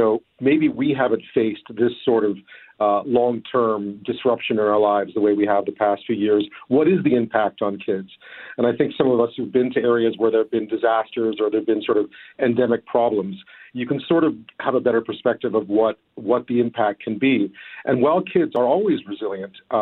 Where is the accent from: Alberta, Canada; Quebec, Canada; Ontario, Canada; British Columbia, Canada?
Quebec, Canada; Montreal; also born or lived in Toronto / Ottawa / Beijing / London, United Kingdom; now in Victoria, Canada; I am, yeah. I'm from Montreal originally.